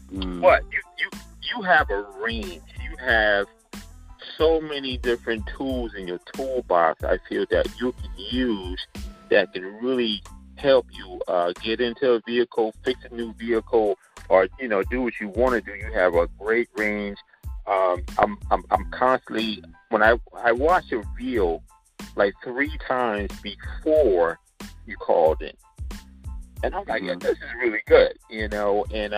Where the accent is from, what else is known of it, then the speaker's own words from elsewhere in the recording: Towson, Maryland, United States; now in New York, United States; You know, I'm from Towson. We more like Gullah and Geechee. Then when I moved to New York in 88, they thought I was from Jamaican descent, or African. They didn't know where I was from.